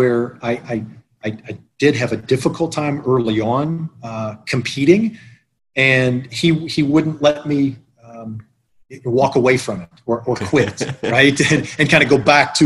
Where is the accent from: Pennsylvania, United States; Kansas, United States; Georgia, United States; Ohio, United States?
Ohio, United States; Tallmadge; I was born and raised in a small town in Northeast Ohio, a suburb of Akron, Talmadge, Ohio.